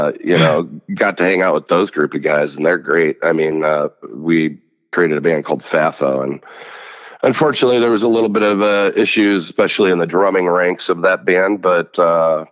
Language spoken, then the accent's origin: English; Princeton, Illinois, United States; I'm from Princeton, Illinois. Okay. Born and raised